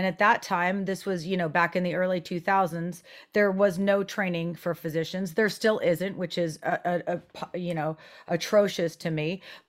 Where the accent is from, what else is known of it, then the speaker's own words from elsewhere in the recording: France; And growing up in France, I did develop an understanding and passion for, you know, healthier foods, minimally processed.